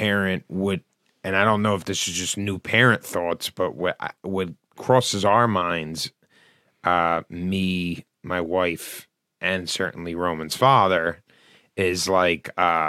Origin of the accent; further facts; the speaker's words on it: Philadelphia, Pennsylvania, United States; I played a lot of organized sports, where the parent was the coach growing up in South Philly